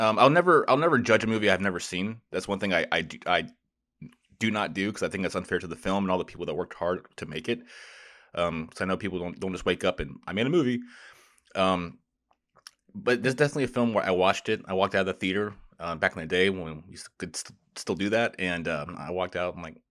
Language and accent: English; Florida, United States; the neighborhood I grew up in Florida, they just built a new theater.